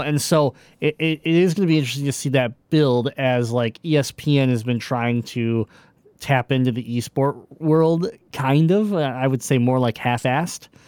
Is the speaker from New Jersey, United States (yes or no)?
no; Michigan, United States; I'm from Michigan